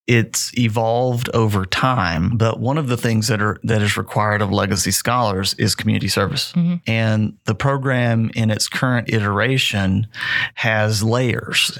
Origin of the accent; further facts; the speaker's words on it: Snyder, Texas, United States; moved away as an adult; also born or lived in Odessa, Texas; now in Midland, United States; I grew up in Snyder